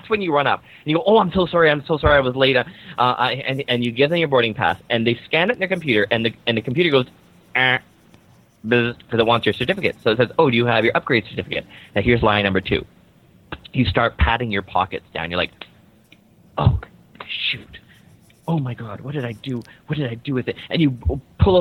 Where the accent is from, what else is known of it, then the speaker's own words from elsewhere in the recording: Vancouver, British Columbia, Canada; I'm from Vancouver, Canada.